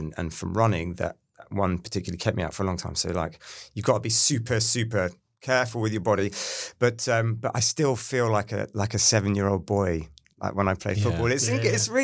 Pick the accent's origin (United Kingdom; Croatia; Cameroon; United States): United Kingdom; London; I grew up in North London, Muswell Hill